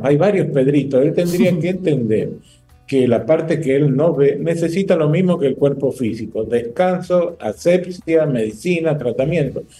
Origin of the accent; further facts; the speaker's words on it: northern Argentina, Argentina; moved away as an adult; now in Dominican Republic; Yo provengo del norte de Argentina, vivo en este bendito país hace un año y medio fijo